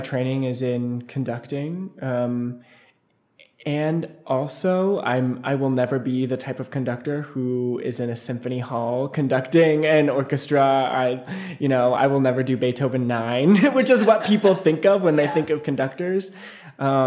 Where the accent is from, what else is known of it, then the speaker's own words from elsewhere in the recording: Missoula, Montana, United States; I'm from Missoula, Montana, and my music background is I started playing the piano when I was in second grade